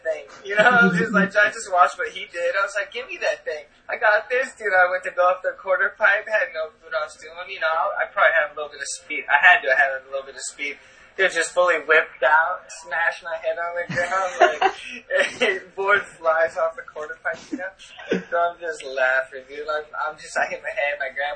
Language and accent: English; Long Beach, California, United States; I lived in Long Beach